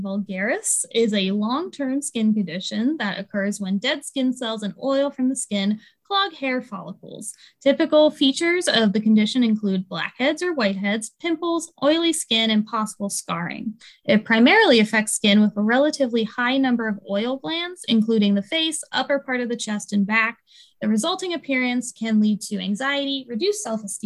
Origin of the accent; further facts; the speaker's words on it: East Coast, United States; I'm from the East Coast